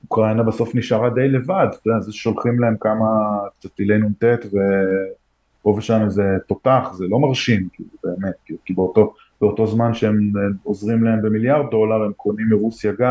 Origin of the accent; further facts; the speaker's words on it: United States; now in Israel; אני מכיר טוב את אמריקה. בטח. גדלתי שם, כאילו.